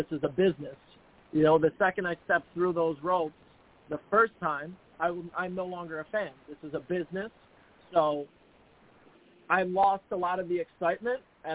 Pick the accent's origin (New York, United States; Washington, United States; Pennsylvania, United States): New York, United States; Buffalo; I'm from Buffalo, New York, and I'm right now in Buffalo training